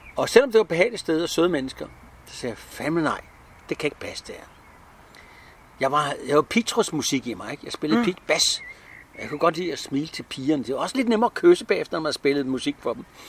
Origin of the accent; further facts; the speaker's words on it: Frederiksberg, Capital Region of Denmark, Denmark; also born or lived in Helsinge; Jeg er født på Frederiksberg